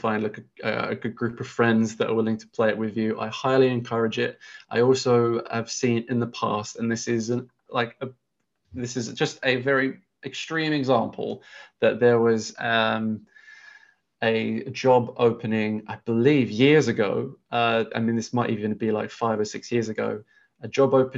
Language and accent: English; England, United Kingdom; we're English, we're in England's educational system